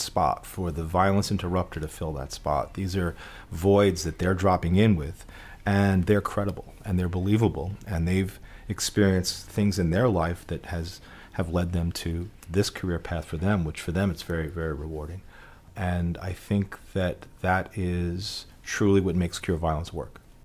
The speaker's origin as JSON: {"language": "English", "town": "New York City", "region": "New York", "country": "United States", "tie": "born or raised there", "said": "growing up in the Bronx"}